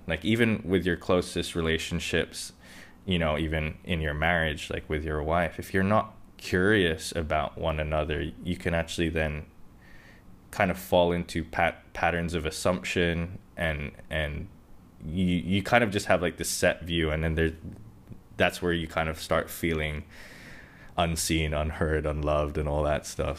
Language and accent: English; Hong Kong; I grew up in Hong Kong